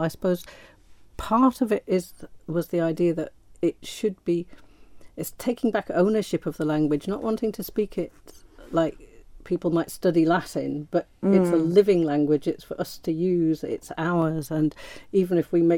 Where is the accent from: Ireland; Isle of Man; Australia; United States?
Isle of Man; ourselves as Manx people